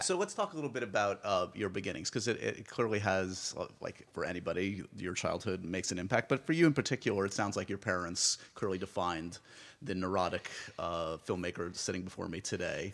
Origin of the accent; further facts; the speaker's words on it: New York, United States; I grew up in New York.